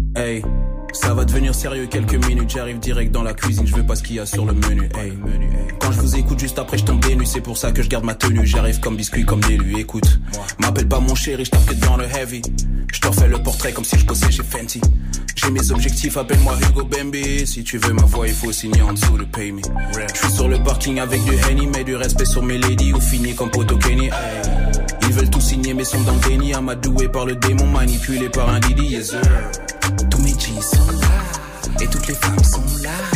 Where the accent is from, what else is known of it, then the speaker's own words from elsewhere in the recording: Belgium; je viens de la Belgique